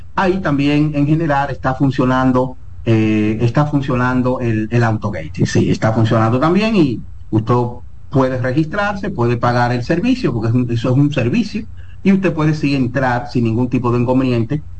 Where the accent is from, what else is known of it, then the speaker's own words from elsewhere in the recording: Dominican Republic; nosotros los dominicanos